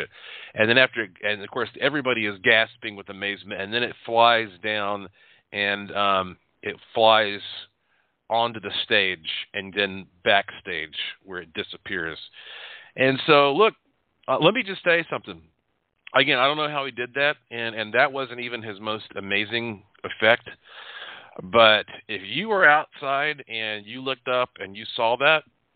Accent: North Carolina, United States; I am from North Carolina

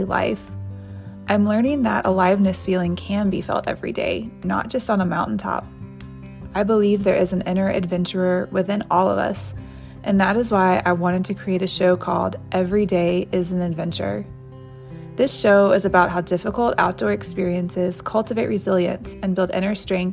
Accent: Nashville, Tennessee, United States; also born or lived in Oxford, Mississippi; I'm from Nashville and went to school at Ole Miss, the University of Mississippi.

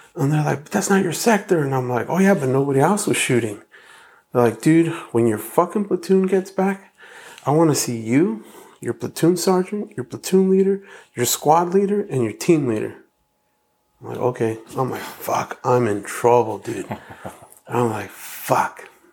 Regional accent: Hacienda Heights, California, United States; also born or lived in La Puente, California; So I grew up in La Puente in Heights, um, when my parents first had us, they uh, we were in La Puente, and then like about at six or seven, we moved to Hacienda Heights, and then I was there till about seventeen

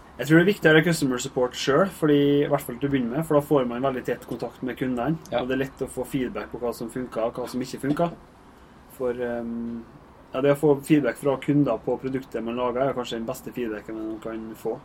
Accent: Averøy, Møre og Romsdal, Norway; moved away; jeg kommer fra Averøya. Der er fotball som er tingen

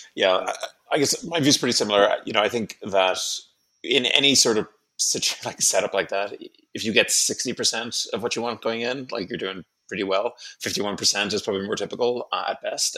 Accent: Ireland; moved away; I'm from Ireland originally

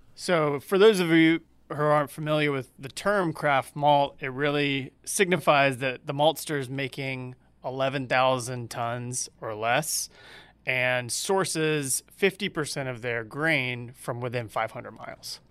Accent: Georgia, United States; I'm from Georgia

